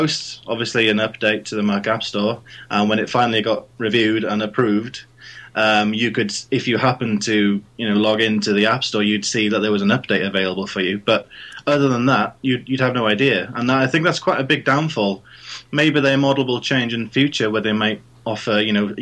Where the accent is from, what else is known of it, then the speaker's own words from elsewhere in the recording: Wales, United Kingdom; accent: Welsh; now in Banbury, United Kingdom; it's a Welsh accent. I'm originally from Wales, so it's got a bit of a twang to it.